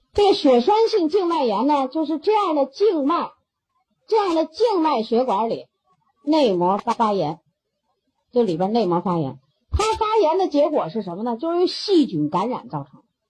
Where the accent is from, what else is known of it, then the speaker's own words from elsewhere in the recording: China; 我们中国人